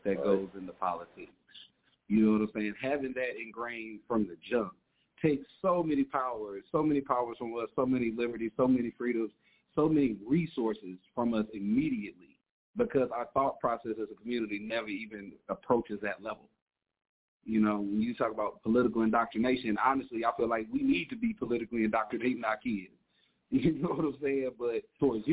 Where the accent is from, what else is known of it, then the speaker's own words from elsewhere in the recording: the South, United States; I'm from the South